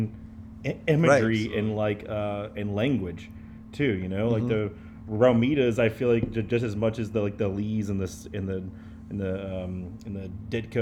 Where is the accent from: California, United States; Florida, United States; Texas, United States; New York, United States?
Texas, United States; Garland; where I grew up in Garland